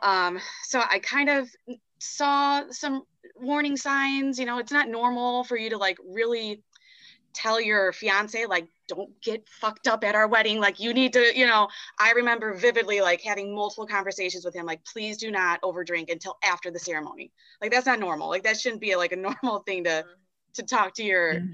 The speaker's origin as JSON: {"language": "English", "town": "Chicago", "region": "Illinois", "country": "United States", "also_born_or_lived": "Indianapolis", "moved": "as an adult", "said": "I'm from Chicago"}